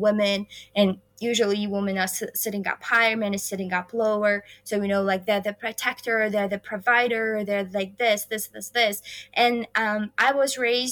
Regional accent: Khorog, Gorno-Badakhshan, Tajikistan; moved away as an adult; also born or lived in Kansas; now in United States; I have been set values here in Tajikistan that I keep with myself.

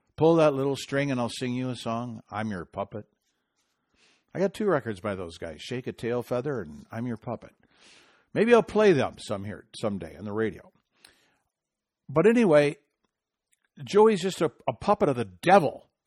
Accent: Michigan, United States; in my home state of Michigan

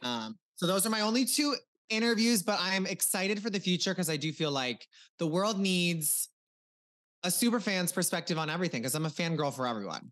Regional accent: Cozad, Nebraska, United States; moved away as an adult; also born or lived in Omaha, Nebraska; now in Los Angeles, United States; I am from Nebraska, a very small town, four thousand people

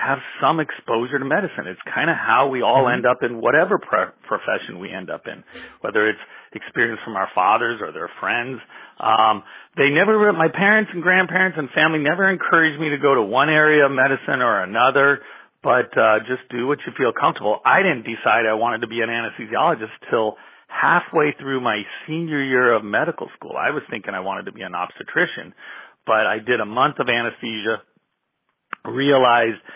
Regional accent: Southern California, United States; also born or lived in Omaha, Nebraska; I was raised here in Southern California

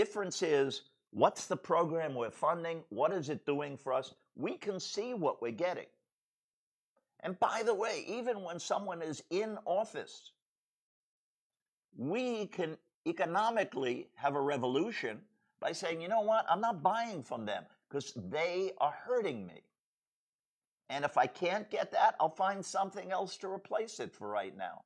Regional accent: United States; I'm an American

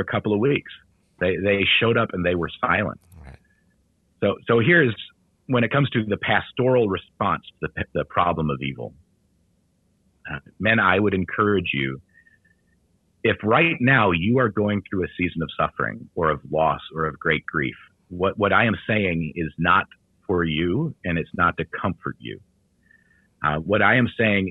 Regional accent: United States; as American men

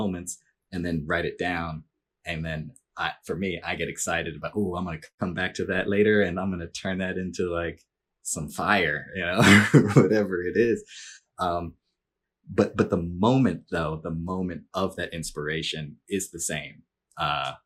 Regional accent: New Jersey, United States; moved away as an adult; also born or lived in Philadelphia, Pennsylvania / New York City; now in West Coast, United States; I was born in Philly, grew up in New Jersey, was in New York City for 10 years

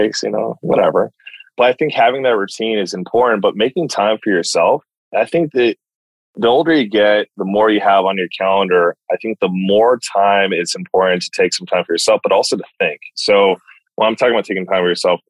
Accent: United States; as an American that's only worked for Americans

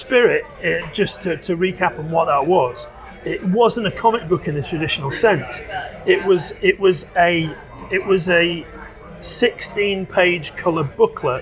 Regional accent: Liverpool, North West England, United Kingdom; moved away as an adult; now in London, United Kingdom; Liverpool, my hometown

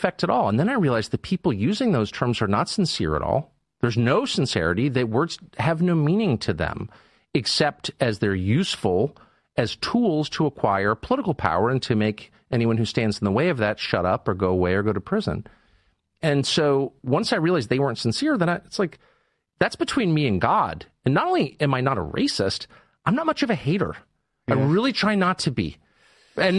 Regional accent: Southern California, United States; I grew up in Southern California in the 70s

